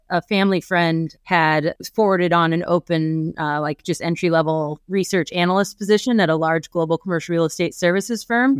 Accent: eastern Iowa, United States; moved away as an adult; also born or lived in Kirksville, Missouri / Chicago / Washington, D.C.; I grew up in eastern Iowa

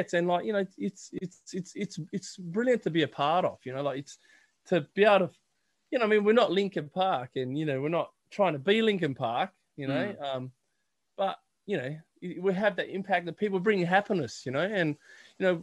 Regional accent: Australia; we're from Australia

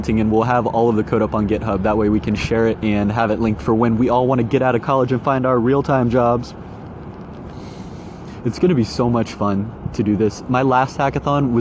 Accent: Lebanon, Ohio, United States; moved away as an adult; also born or lived in Colorado Springs, Colorado / Columbus, Ohio; my hometown of Lebanon, it was a rural town

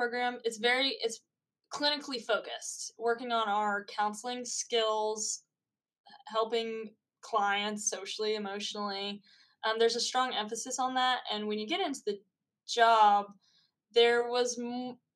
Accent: Northern Virginia, United States; originally I am from Northern Virginia

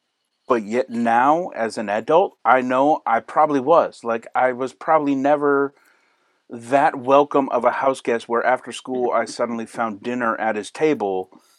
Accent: Manchester, New Hampshire, United States; also born or lived in Maine; I grew up in New Hampshire in a small town of Manchester, New Hampshire, and in there, I knew nothing of woodworking. We journeyed all the way to the backwoods of Maine. My family moved around in my childhood a whole lot.

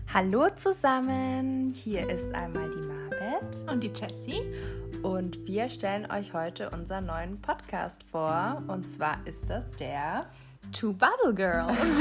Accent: Haltingen, Baden-Württemberg, Germany; moved away as an adult; now in Mannheim, Germany; ich komme aus, eigentlich aus Haltingen in der Nähe von, von Lörrach oder Weil am Rhein

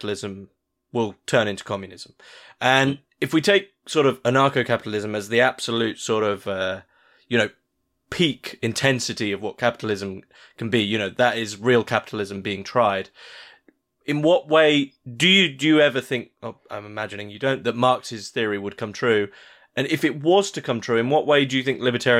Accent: United Kingdom; as a Brit, one of the rare Brits

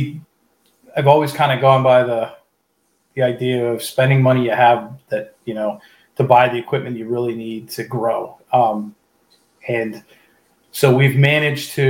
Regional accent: Pittsburgh, Pennsylvania, United States; now in Central Pennsylvania, United States; I'm originally from the Pittsburgh area

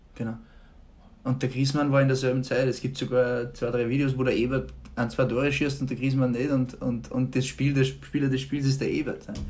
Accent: Upper Austria, Austria; moved away as an adult; also born or lived in Germany; wir sind beide aus Oberösterreich

